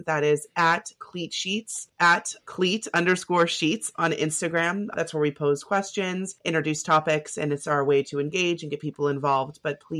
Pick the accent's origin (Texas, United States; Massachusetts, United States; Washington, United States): Massachusetts, United States; Boston; I'm from Boston, Northeastern.